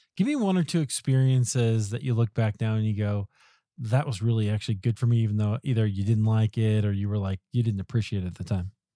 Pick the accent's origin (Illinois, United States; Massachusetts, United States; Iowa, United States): Iowa, United States; now in Colorado, United States; I grew up in Iowa, so not far from there